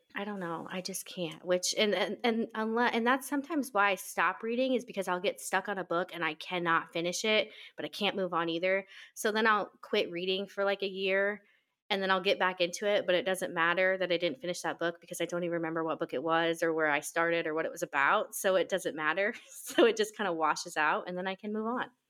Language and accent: English; Nebraska, United States; moved away as an adult; now in Washington, United States; I am originally from Nebraska, but I've lived out here in Washington for almost seven years